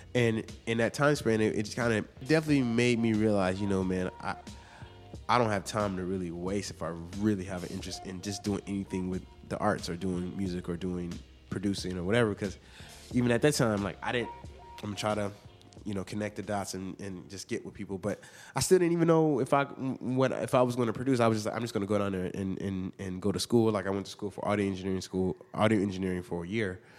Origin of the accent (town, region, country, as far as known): Inglewood, California, United States; born or raised there; also born or lived in Hawthorne, California